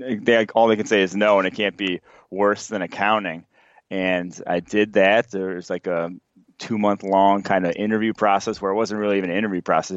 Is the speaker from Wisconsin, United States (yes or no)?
yes; Milwaukee, Wisconsin, United States; I grew up in Milwaukee